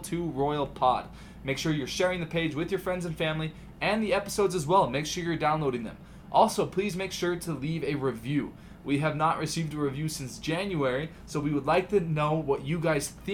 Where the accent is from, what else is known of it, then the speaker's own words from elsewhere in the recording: Southern California, United States; I'm from Southern California